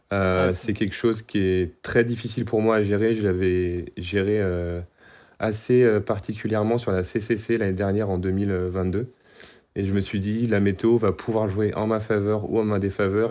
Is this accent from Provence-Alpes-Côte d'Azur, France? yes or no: no; Brest, Brittany, France; now in Savoie, France; j'ai trente-sept ans, je suis de Brest